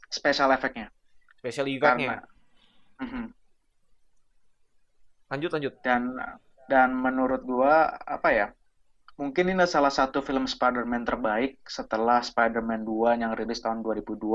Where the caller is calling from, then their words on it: England, United Kingdom; cuman gue nggak di Jakarta, uh, eh, gue dari Inggris.